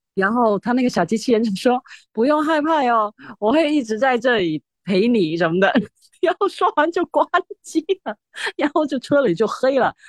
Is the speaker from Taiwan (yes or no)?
no; Zhongshan, Guangdong, China; accent: Shiqi dialect; first language Shiqi dialect (Zhongshan Cantonese); Chinese is a second language; moved away; 我会说十七话